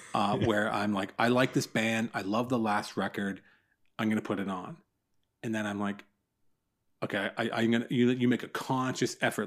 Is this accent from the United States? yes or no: no; Newmarket, Ontario, Canada; I live, I grew up in Newmarket, just north of Toronto.